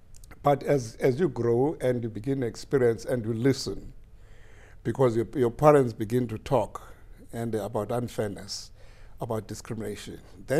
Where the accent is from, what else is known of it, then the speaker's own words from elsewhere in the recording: Gqeberha, Eastern Cape, South Africa; moved away as an adult; now in Japan; I was born in South Africa in the province called Eastern Cape in South Africa, in an area called then and Uitenhage. Or Port Elizabeth area, which now has been renamed into Nelson Mandela Metropolitan City. So that's where I come from.